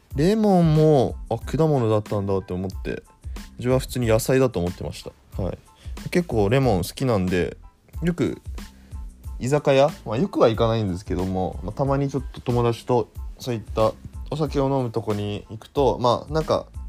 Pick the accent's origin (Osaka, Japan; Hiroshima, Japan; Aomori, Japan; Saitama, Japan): Aomori, Japan; moved away; 私の、まあ、出身がですね、青森県ということもあり